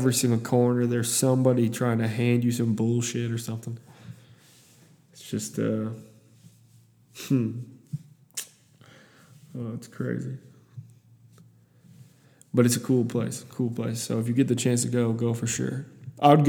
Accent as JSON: {"language": "English", "region": "Iowa", "country": "United States", "said": "That's where I'm from, is I'm from Iowa"}